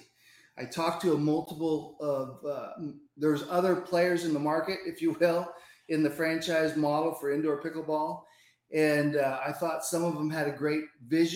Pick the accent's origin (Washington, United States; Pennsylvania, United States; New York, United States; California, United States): Washington, United States; Tacoma; Up in Tacoma, Washington